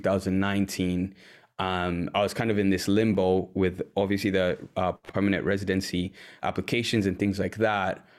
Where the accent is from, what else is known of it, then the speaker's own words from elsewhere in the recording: Uganda; moved away as an adult; also born or lived in Washington, D.C., United States; now in Wisconsin, United States; born and raised in Uganda